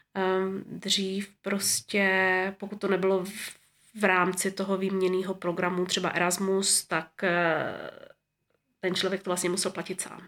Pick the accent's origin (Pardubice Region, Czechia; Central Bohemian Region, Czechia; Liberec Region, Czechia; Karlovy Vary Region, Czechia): Pardubice Region, Czechia; Moravská Třebová; moved away as an adult; also born or lived in Prague; now in Zurich, Switzerland; jsem se narodila v roce sedmdesát šest v Moravské Třebové